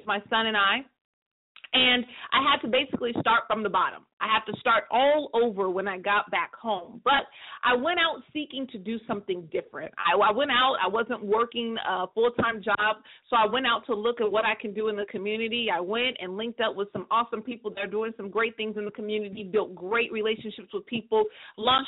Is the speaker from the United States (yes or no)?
yes; a small city in Northern California, United States; moved away as an adult; I live in a city, a small city, in Northern California